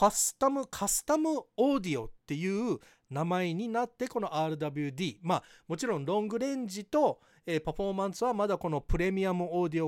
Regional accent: Hawaii, United States; ハワイ育ちのバイリンガルテスラエヴァンジェリストアメリカからタイムリーなテスラニュースをお届けします

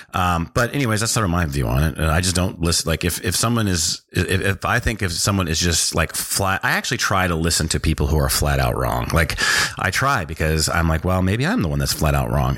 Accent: North Dakota, United States; also born or lived in Washington, D.C. / South America; we went to, uh, North Dakota. And I spent my formative years that I, that I can remember in North Dakota

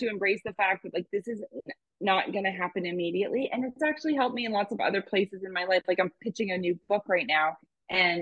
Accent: Canada; I'm Canadian

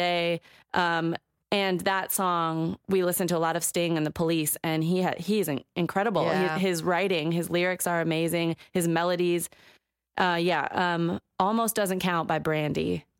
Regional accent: Ellensburg, Washington, United States; growing up in Ellensburg, that's all everybody listened to. And for 7 years of living there, I listened to Fuzzy Radio Station because the hip hop station was the next town over.

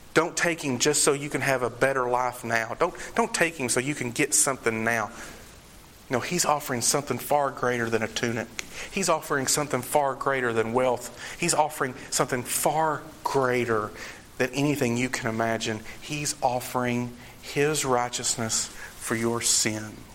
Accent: Eastern Kentucky, United States; they say, Where are you from? And I say, Eastern Kentucky

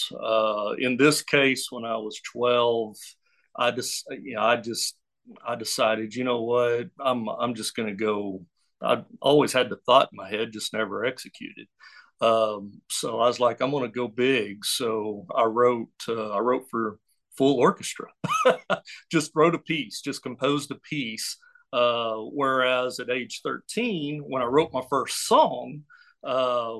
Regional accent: Oklahoma, United States; now in Hot Springs, United States; I was raised in Oklahoma. I'm an Okie

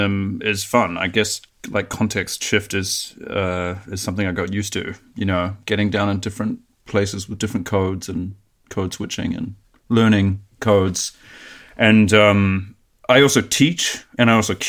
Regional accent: New Zealand; moved away as an adult; now in Germany; I started making art where I grew up in New Zealand. And then I moved to Germany to go to art school after

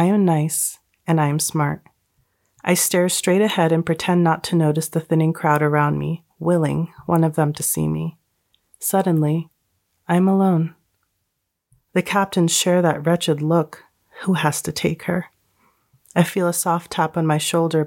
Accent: United States; I was born in America. I lived my whole life in America

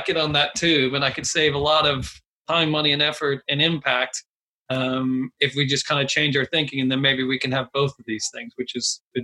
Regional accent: Texas, United States; moved away as an adult; now in London, United Kingdom; I'm from Texas and I'm from a very small town in Texas

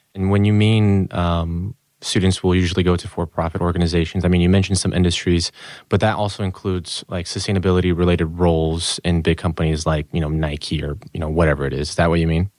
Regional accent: Brazil; moved away; I'm from Brazil, born and raised, but kinda moved all over the place.

